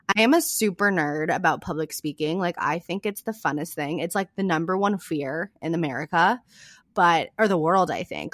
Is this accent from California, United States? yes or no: yes; California, United States; also born or lived in San Diego; I grew up in a really small town in California